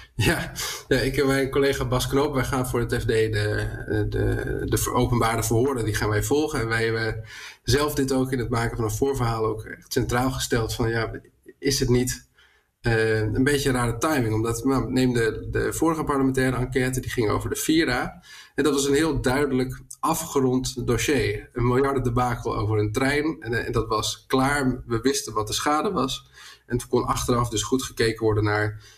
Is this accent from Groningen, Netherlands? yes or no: yes; Groningen, Netherlands; Ik kom zelf uit Groningen.